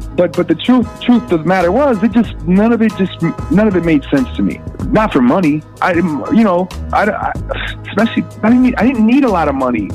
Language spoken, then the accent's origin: English; Minneapolis, Minnesota, United States; I'm from Minneapolis